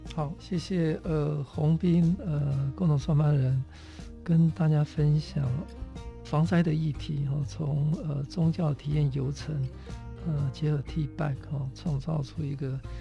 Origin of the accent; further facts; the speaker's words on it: Taitung County, Taiwan; 我是台东人